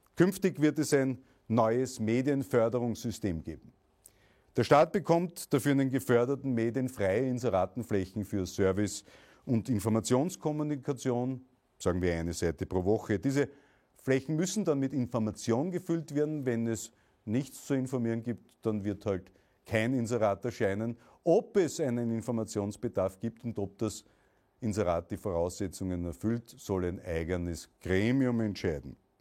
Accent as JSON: {"language": "German", "country": "Austria", "said": "meine Heimat Österreich"}